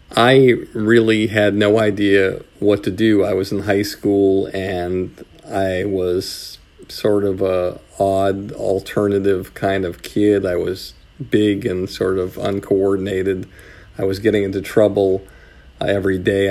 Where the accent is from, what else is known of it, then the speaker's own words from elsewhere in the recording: Longmeadow, Massachusetts, United States; moved away; some camps around New England where I was from. I was from Longmeadow, Massachusetts